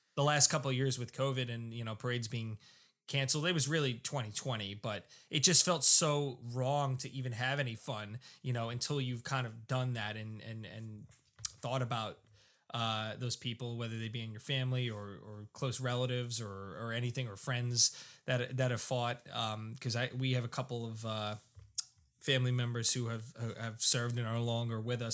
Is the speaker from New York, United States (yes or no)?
yes; South Shore, Long Island, New York, United States; I grew up on the South Shore, so I loved my South Shore beaches